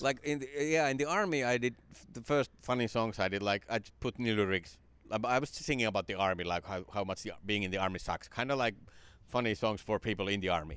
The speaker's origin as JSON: {"language": "English", "country": "Finland", "tie": "born or raised there", "said": "stand-up kinda came to my hometown. It came to Finland in the nineties"}